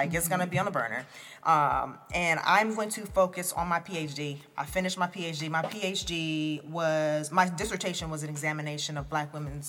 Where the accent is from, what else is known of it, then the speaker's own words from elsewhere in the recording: New Jersey, United States; I was born in New Jersey and was, like, I am the product of heavy West Indian influence, heavy American influence, living in New Jersey, right?